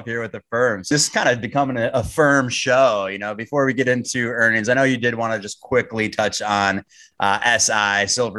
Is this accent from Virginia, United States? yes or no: no; Minnesota, United States; my home state of Minnesota.